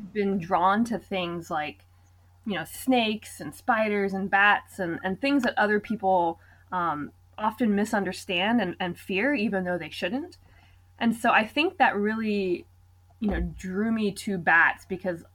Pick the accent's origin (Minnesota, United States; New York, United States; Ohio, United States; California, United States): Ohio, United States; Cincinnati; moved away as an adult; now in Athens, United States; my hometown of Cincinnati, Ohio.